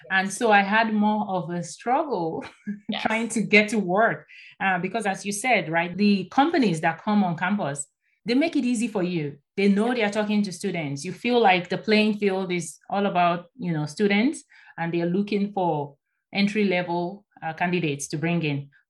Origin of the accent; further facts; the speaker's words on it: Nigeria; moved away as an adult; I came by myself from Nigeria. I booked my shuttle, registered for my classes, my accommodation, I made all the arrangements over the phone and they were so supportive, right?